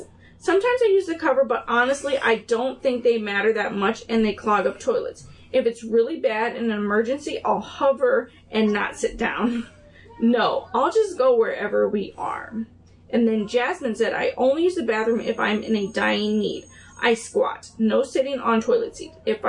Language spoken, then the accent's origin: English; California, United States; now in Tennessee, United States; They were everywhere where I grew up in California. When we moved to Tennessee, there weren't any.